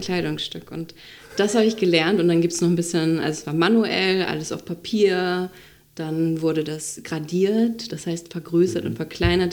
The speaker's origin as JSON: {"language": "German", "town": "Itzehoe", "region": "Schleswig-Holstein", "country": "Germany", "also_born_or_lived": "Flensburg / Hamburg", "moved": "as an adult", "said": "Dann bin ich wieder zurück zu meinen Eltern, äh, nach Schleswig-Holstein, nach Itzehoe"}